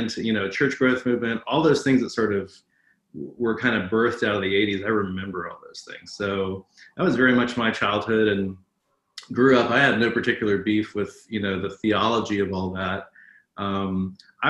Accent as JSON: {"language": "English", "country": "United States", "tie": "born or raised there", "also_born_or_lived": "Atlanta, Georgia / North Carolina", "said": "I was raised in Atlanta and North Carolina on the front pew of a church."}